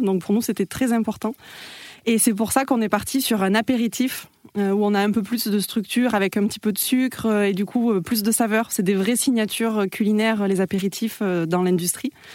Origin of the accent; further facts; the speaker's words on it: Toulouse, Occitania, France; je suis toulousaine